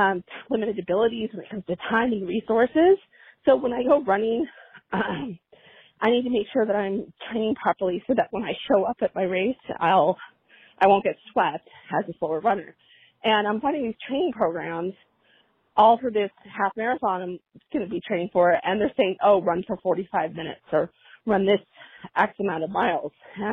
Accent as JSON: {"language": "English", "town": "Orange County", "region": "California", "country": "United States", "said": "I'm from Orange County, California."}